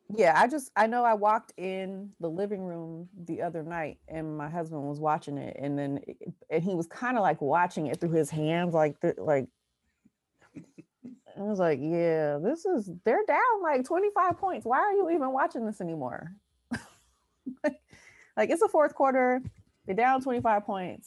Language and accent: English; Oakland, California, United States; born and raised in Oakland